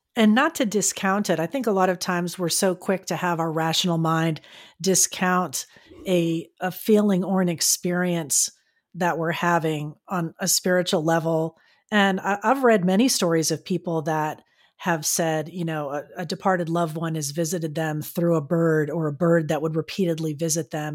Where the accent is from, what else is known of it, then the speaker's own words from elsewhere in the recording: Florida, United States; now in San Diego, United States; growing up in Florida, I never really saw them, and then when I moved here to California